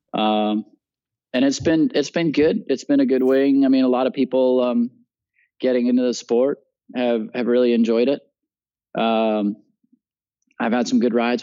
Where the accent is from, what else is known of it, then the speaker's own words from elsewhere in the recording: Puerto Rico; also born or lived in Utah; I grew up in Puerto Rico